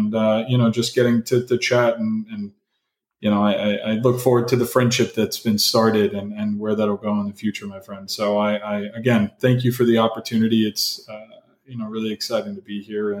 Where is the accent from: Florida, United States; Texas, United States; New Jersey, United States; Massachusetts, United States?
Florida, United States; Miami; also born or lived in New Orleans; as a kid growing up in Miami, got into, you know, a lot of trouble